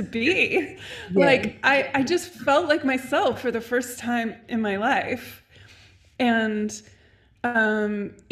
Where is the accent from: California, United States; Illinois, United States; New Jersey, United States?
California, United States; Santa Barbara; moved away; also born or lived in London; I'm from Santa Barbara. It's like a beach town